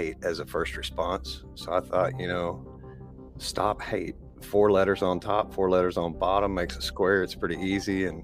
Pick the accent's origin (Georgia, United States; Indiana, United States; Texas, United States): Texas, United States; East; I'm a carpenter from East Texas